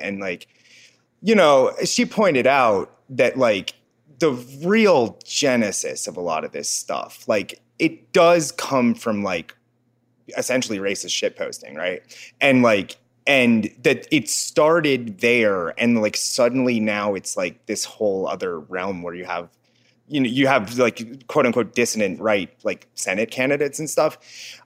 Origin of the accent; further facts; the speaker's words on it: Cincinnati, Ohio, United States; moved away; also born or lived in Dunsmuir, California / Los Angeles; I grew up in Cincinnati